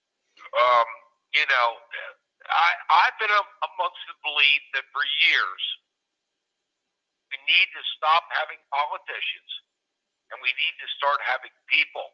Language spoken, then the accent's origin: English; Elizabethtown, Pennsylvania, United States; I'm from Elizabethtown